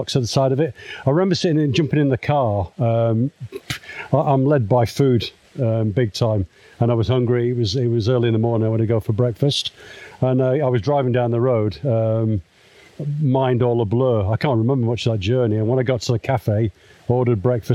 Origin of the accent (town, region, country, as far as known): Manchester, North West England, United Kingdom; now in near London, United Kingdom